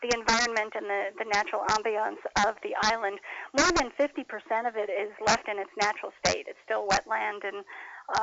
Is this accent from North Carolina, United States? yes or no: no; New York, United States; I'm an old New Yorker.